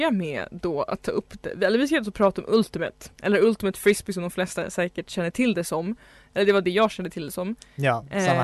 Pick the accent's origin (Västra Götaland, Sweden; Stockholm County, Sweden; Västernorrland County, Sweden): Stockholm County, Sweden; Stockholm; Stockholm är ju då min hemstad